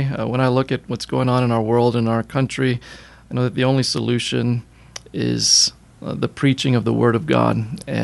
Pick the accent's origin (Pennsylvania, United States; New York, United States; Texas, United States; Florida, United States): Florida, United States; Miami; moved away; I was born and raised in Miami, Florida